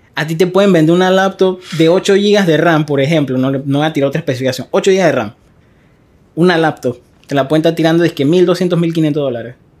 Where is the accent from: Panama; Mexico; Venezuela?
Panama; Arraiján, Panamá Oeste; yo soy de Arraiján